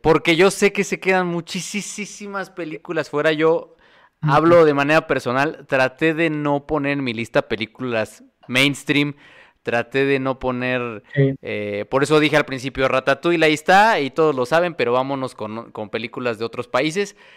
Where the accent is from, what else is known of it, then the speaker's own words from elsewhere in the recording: State of Mexico, Mexico; yo crecí en el Estado de México